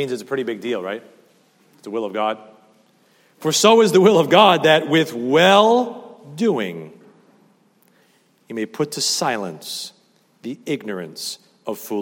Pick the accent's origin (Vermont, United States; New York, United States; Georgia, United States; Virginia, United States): New York, United States; New York City; I grew up over there in Staten Island, Eltingville, Great Kills area